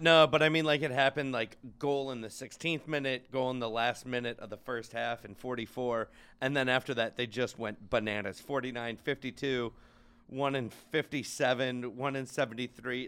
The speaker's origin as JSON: {"language": "English", "country": "United States", "said": "as an American"}